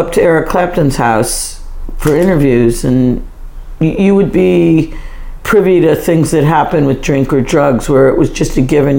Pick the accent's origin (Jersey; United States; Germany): United States; now in United Kingdom; And I think also being American... no disrespect to the UK, but I always say that, you know, everyone in the UK kind of keeps too much in and Americans traditionally let too much out.